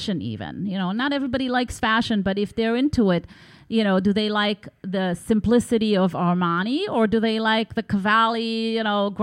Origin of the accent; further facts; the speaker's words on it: Tel Aviv, Tel Aviv District, Israel; growing up in Tel Aviv, you're surrounded by Bauhaus